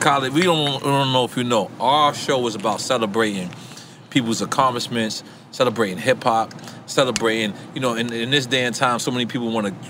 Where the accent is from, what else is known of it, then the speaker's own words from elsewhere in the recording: New York, United States; moved away as an adult; now in Miami, United States; I'm born and raised in New York, I wanna be clear. 1,000,000%. I might not never be a Miami guy, but I lived in Miami for the past 14 years.